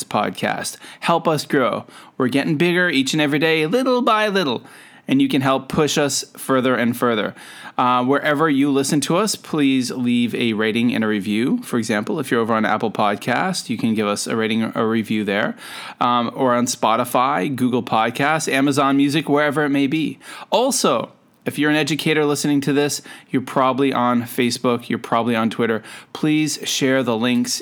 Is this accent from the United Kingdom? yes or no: no; Canada; now in Shenzhen, China; I'm a Canadian. I'm an educator. I live and work in Shenzhen, China